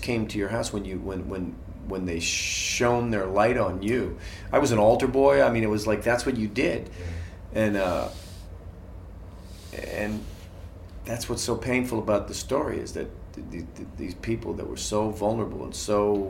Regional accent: Boston, Massachusetts, United States; I grew up in Boston, Irish Catholic

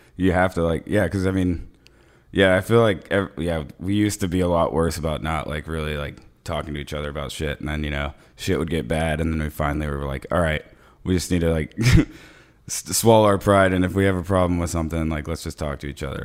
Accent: Ocala, Florida, United States; we're from Ocala, so it's like, like, like smack dab in the middle of Florida

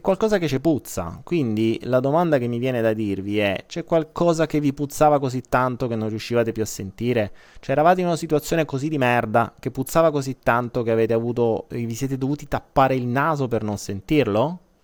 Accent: Apulia, Italy; da noi in Puglia tu mi hai chiamato terrone ed è vero, io sono un terrone

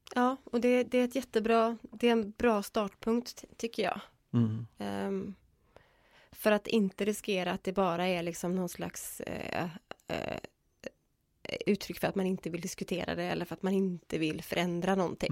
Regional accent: Gothenburg, Västra Götaland, Sweden; jag kommer ifrån Göteborg

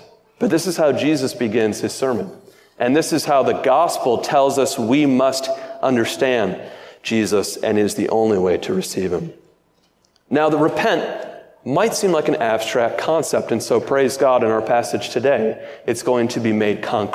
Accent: Michigan, United States; I'm from Michigan

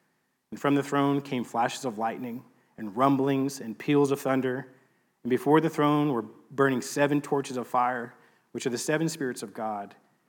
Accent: Texas, United States; Growing up, not in a religious family, but growing up in East Texas, so growing up in a religious culture, and around the church

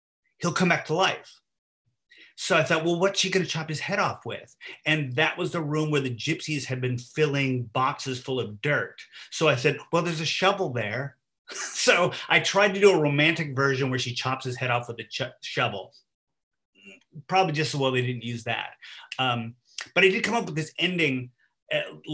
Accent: Northern California, United States; I'm from Northern California

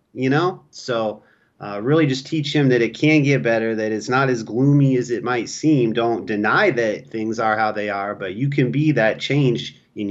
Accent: California, United States; also born or lived in North Dakota; When you come in talking about I'm from California, they will judge you harshly in North Dakota for that.

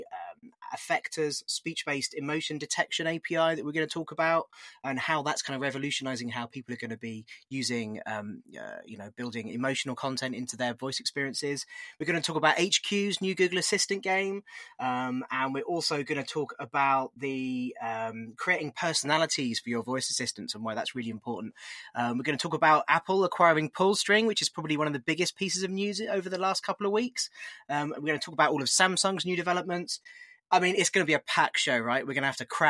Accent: United Kingdom; accent: British; with my accent, I run one in the UK.

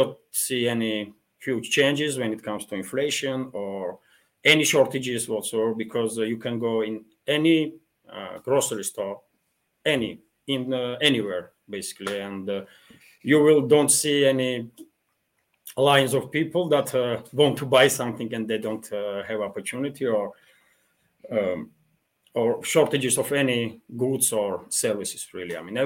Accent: Georgia; now in Russia; I'm originally from Georgia

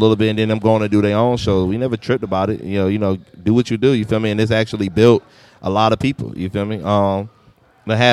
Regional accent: Petersburg, Virginia, United States; I'm from Petersburg.

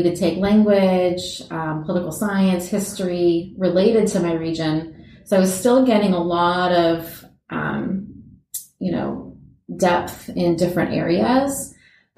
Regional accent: Orange County, California, United States; moved away as an adult; also born or lived in Los Angeles, California; now in Oregon, United States; I'm from a small beach town in Orange County, California, which is about 45 minutes south of Los Angeles. And funny enough, growing up, we never went

